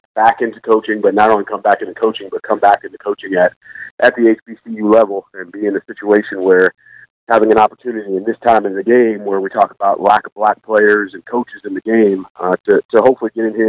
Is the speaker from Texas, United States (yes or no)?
no; St. Louis, Missouri, United States; I'm originally from St. Louis.